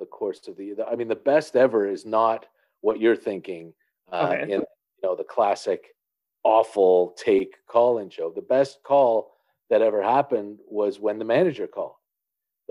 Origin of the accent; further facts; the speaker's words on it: Canada; as a Canadian who has no profile in the United States